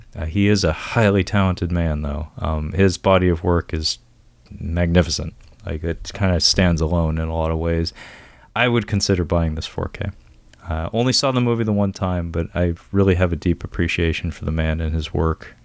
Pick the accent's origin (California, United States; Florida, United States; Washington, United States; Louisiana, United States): Washington, United States; Seattle; I'm from Seattle, born and raised